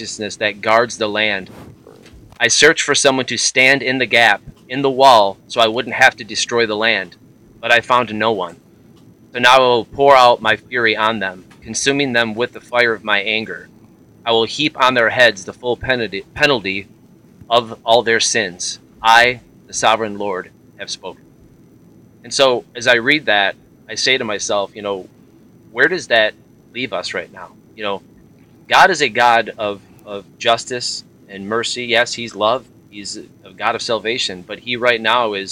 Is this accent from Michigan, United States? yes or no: yes; Flint, Michigan, United States; moved away as an adult; now in Tennessee, United States; I've born and raised in Michigan, the Flint, Michigan area. Moved to Tennessee about 10 years ago